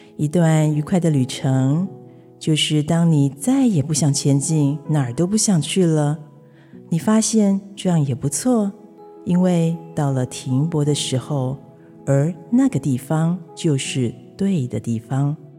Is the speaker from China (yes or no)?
no; Taipei, Taiwan; also born or lived in Italy; now in Tainan, Taiwan; 台北，我出生的地方，也可以是台南，我四年前移居的城市